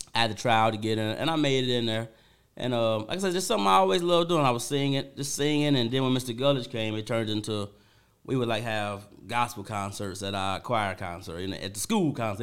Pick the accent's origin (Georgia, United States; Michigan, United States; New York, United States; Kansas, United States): Michigan, United States; Benton Harbor; I'm from Benn Harbor